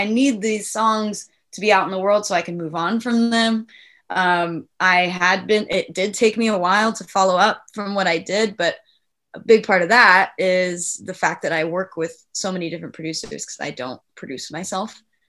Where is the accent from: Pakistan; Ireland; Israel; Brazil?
Ireland; I'm Irish, so it's in my blood